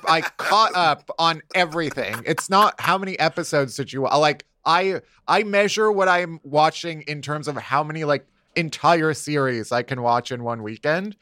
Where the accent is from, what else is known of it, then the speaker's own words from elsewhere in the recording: Chicago, Illinois, United States; now in New York, United States; I'm from Chicago